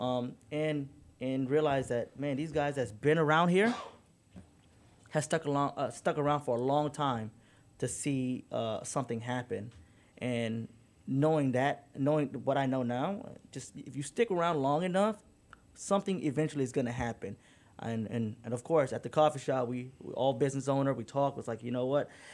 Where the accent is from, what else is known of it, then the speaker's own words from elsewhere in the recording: Detroit, Michigan, United States; I grew up in Detroit